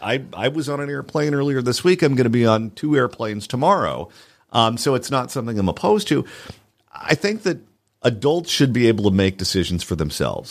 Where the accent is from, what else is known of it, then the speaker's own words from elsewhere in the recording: Southern California, United States; I'm from Southern California